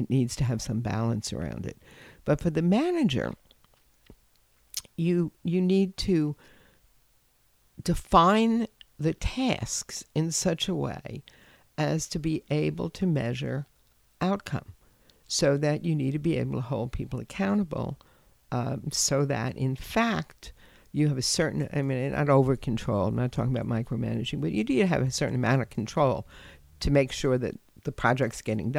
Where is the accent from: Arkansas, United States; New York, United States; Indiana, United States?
New York, United States; New York City; I grew up in New York City and I was a latchkey kid. And growing up, I grew up in the Bronx